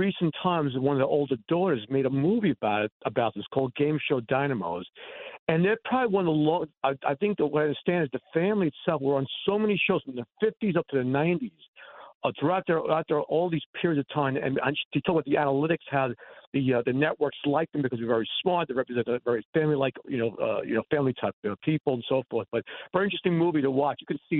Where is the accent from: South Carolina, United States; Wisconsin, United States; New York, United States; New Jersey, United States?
New York, United States; New York City; now in Garden City, United States; I grew up in Queens